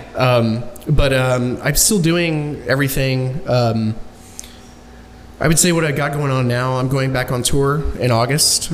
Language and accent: English; Dallas, Texas, United States; also born or lived in Duncanville, Texas; I'm an Oak Cliff native. I was born on Falls Drive